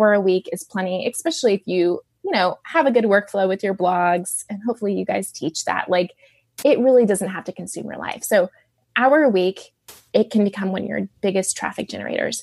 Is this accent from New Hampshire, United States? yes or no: no; Dallas, Texas, United States; I grew up in Dallas